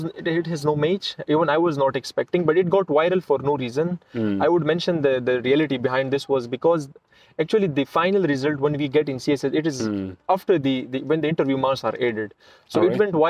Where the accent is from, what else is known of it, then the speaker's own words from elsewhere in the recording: Pakistan; my home country